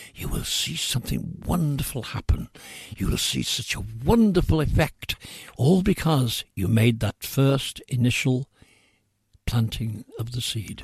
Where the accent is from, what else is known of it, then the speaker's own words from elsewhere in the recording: Liverpool, North West England, United Kingdom; it's my hometown, because it's my home city